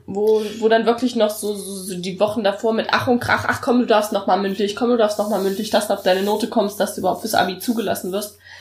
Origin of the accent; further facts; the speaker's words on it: Thuringia, Germany; bei uns in Thüringen ist halt Mathe sowieso erhöhtes Anforderungsniveau